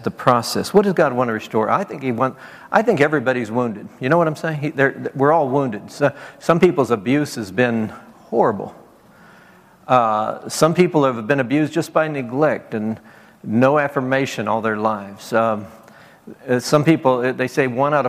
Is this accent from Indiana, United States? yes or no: no; Nebraska, United States; moved away; also born or lived in Beaumont, Texas; I grew up in Nebraska